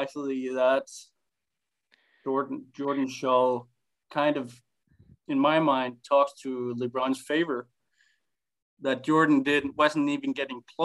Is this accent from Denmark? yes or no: yes; Herning, Central Denmark Region, Denmark; I moved back to my hometown, Herning.